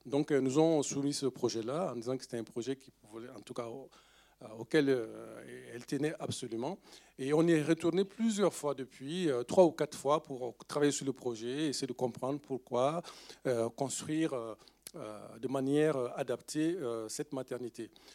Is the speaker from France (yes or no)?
no; Bobo-Dioulasso, Hauts-Bassins, Burkina Faso; first language Dioula; French is a second language; moved away; c'est ma langue en fait euh, maternelle, si on peut le dire. Je suis né dans cette région. Je suis né à Bobo du Lasso